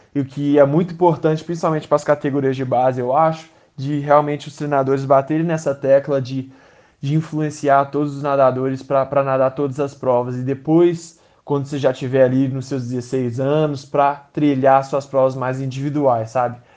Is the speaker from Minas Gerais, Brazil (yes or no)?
yes; Minas Gerais, Brazil; moved away as an adult; also born or lived in United States; desde pequenininho, como um bom mineiro, sempre grudado na Rádio Tatiaia